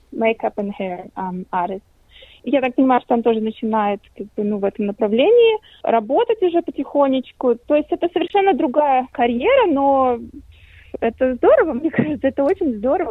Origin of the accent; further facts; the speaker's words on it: Latvia; now in Australia; я лично из Латвии